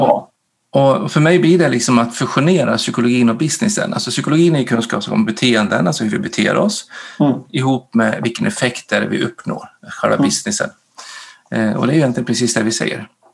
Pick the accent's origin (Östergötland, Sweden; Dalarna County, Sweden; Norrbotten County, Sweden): Dalarna County, Sweden; moved away as an adult; also born or lived in Norway; now in Gotland, Sweden; jag är född och uppvuxen uppe i Dalarna, så jag är dalmas, bor på Gotland